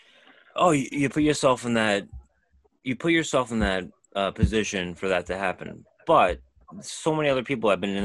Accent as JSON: {"language": "English", "town": "New York City", "region": "New York", "country": "United States", "tie": "born or raised there", "said": "growing up in New York City"}